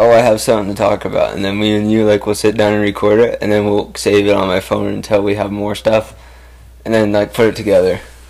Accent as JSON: {"language": "English", "region": "California", "country": "United States", "said": "I'm a Californian, Steve-O, and a surfer mixed."}